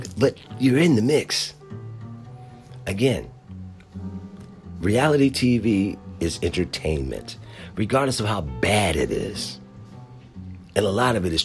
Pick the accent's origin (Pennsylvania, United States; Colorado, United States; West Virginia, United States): Pennsylvania, United States; Philadelphia; moved away; I am originally from Philadelphia.